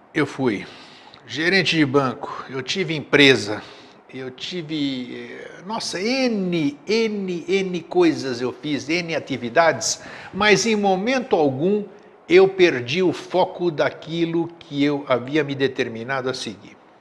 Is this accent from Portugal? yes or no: no; Greece; now in Florianópolis, Brazil; eu sou grego de nascença